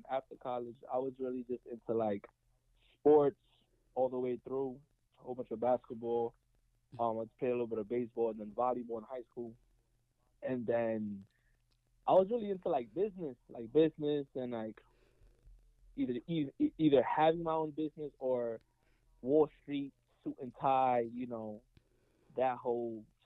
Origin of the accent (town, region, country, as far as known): New York, United States; born or raised there; also born or lived in Dominican Republic / South Bronx, New York